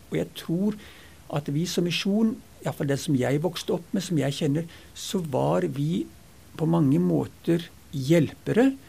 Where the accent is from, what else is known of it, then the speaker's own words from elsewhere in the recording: Ethiopia; now in Norway; jeg vokste opp langt ute i Afrika, den gangen Afrika var Afrika. Så flytta jeg på internat og bodde der i seks år